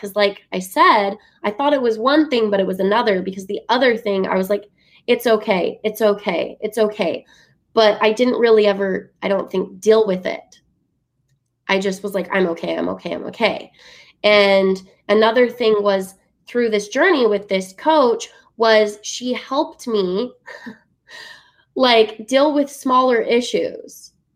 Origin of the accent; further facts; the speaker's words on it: Utah, United States; growing up in Utah